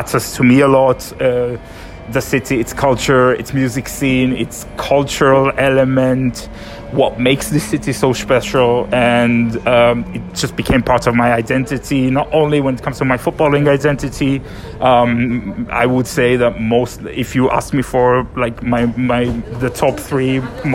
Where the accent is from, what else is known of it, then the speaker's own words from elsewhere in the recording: Israel; moved away; when I grew up in Israel, there were all sorts of issues with my hometown and its football teams